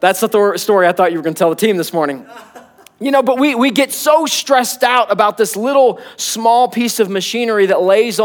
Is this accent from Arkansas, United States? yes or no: yes; Arkansas, United States; now in Oklahoma City, United States; I'm not an Oklahoman. I'm an Arkansan